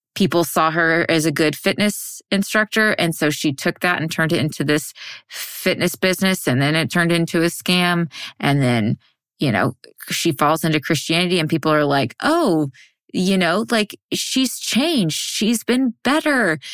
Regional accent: Texas, United States; I'm from Texas. I was born and raised in Texas

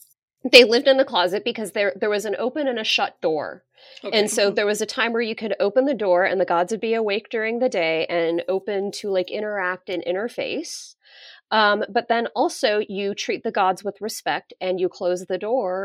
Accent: Denver, Colorado, United States; I grew up in Denver, right. Colorado, where there was no like South Asian population really.

